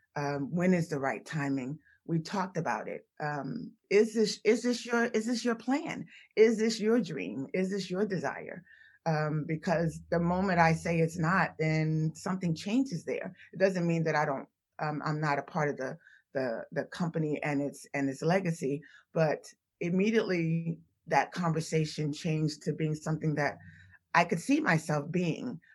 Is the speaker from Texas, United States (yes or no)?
no; Washington, District of Columbia, United States; moved away as an adult; also born or lived in Philadelphia; I'm originally from Washington, D C.